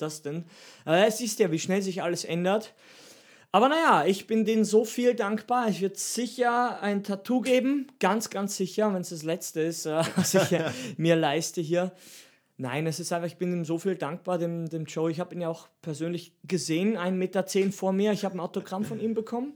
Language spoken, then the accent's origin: German; Steinhaus am Semmering, Styria, Austria; mein Dorf heißt Steinhaus am Semmering.